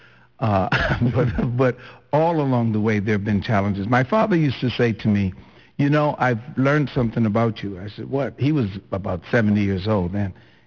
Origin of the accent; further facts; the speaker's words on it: Flatts, Bermuda; In Warwick, I was from Flats